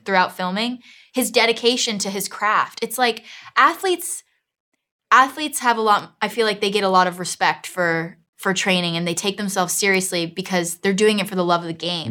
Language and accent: English; Miami, Florida, United States; moved away as an adult; now in London, United Kingdom; I'm from Miami, Florida, South Miami